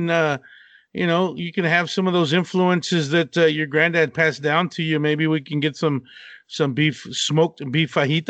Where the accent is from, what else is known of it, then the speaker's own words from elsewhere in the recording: Abilene, Texas, United States; also born or lived in Austin; Yeah, I'm born and raised in Texas, West Texas. Okay. In Abilene, and spent the last like 17 years on and off in Austin or Round Rock area